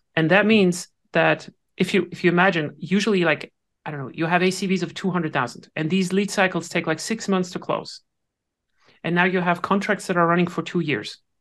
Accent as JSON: {"language": "English", "country": "Switzerland", "said": "I'm Swiss"}